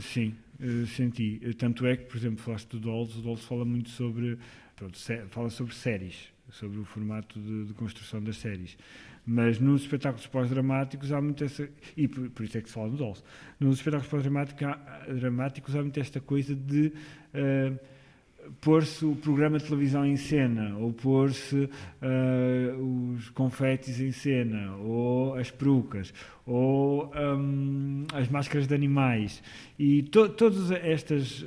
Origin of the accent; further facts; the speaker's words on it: Amarante, Norte, Portugal; also born or lived in Porto; eu andava numa, num grupo de teatro amador na minha terra, que, que é Amarante